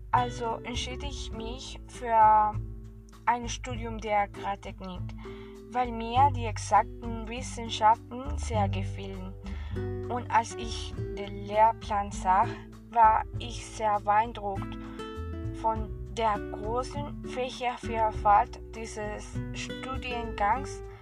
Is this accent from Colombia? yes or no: yes; Colombia; German is a second language; ich komme aus Kolumbien.